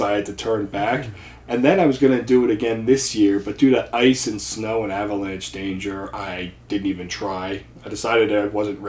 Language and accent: English; New Jersey, United States; My home state.